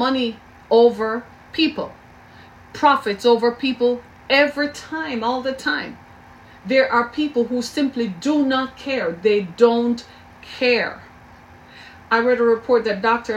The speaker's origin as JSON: {"language": "English", "country": "Jamaica", "tie": "born or raised there", "said": "I grew up in Jamaica"}